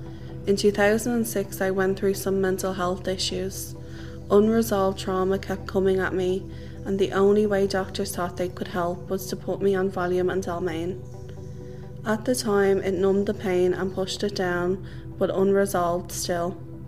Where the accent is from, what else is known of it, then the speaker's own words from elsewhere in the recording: Ballymun, Leinster, Ireland; I am from Ballymun. This is my story of drug use and recovery. I came from an ordinary working class family with a mom, dad and brother.